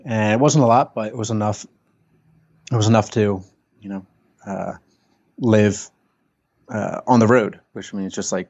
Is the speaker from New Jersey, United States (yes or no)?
yes; New Jersey, United States; Just suburban New Jersey family, right outside Philly.